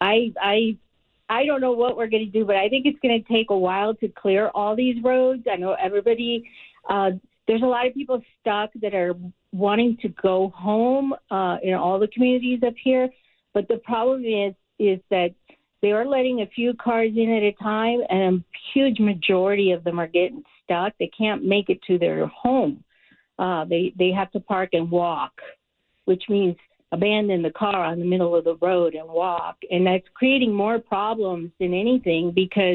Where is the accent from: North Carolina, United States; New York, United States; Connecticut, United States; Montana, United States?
New York, United States; now in Lake Arrowhead, United States; I grew up in New York